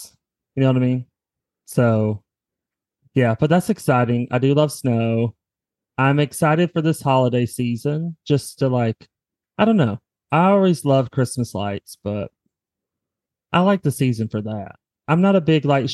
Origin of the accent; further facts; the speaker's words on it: the South, United States; growing up in the South